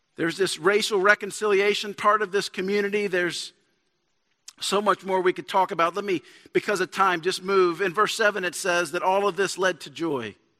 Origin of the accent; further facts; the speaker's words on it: Shreveport, Louisiana, United States; also born or lived in Dallas; I'm from, I'm from Shreveport